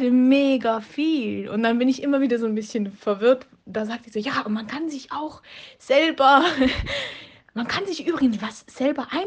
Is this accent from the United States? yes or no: no; Switzerland; moved away as an adult; now in Munich, Germany; Ich bin boah, schon 21 Jahre alt jetzt. ähm, ich komme eigentlich ursprünglich aus der Schweiz und bin jetzt letzten September hier nach München gezogen, so ganz alleine.